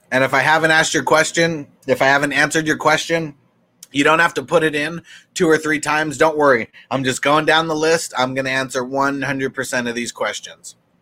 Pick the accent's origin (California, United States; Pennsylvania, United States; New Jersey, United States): California, United States; San Diego; I'm from San Diego